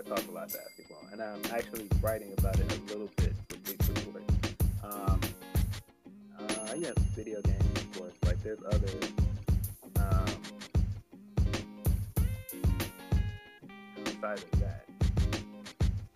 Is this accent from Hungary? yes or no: no; Chicago, Illinois, United States; I'm from Chicago